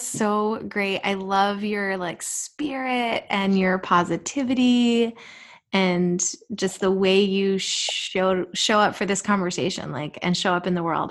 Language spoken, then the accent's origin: English; Jersey Shore, New Jersey, United States; I grew up on the Jersey Shore